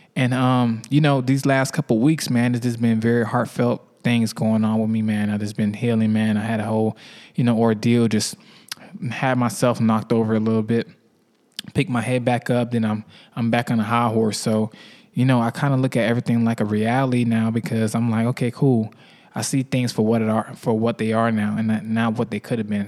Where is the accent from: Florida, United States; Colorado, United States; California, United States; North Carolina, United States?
Florida, United States; Miami; now in Atlanta, United States; I'm from Miami